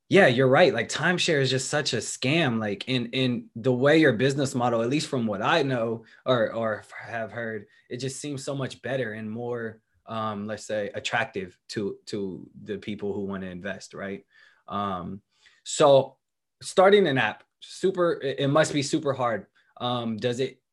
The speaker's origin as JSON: {"language": "English", "town": "Berkeley", "region": "California", "country": "United States", "tie": "born or raised there", "said": "I went to Berkeley High, which is right down the street"}